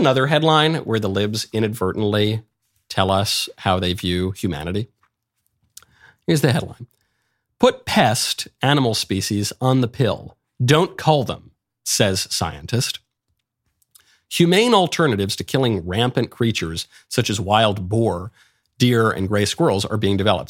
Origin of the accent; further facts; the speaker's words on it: New York, United States; I grew up in New York.